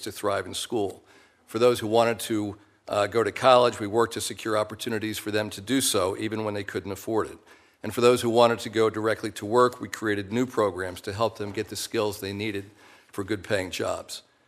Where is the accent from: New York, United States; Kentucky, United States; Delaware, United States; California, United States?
Delaware, United States; born or raised there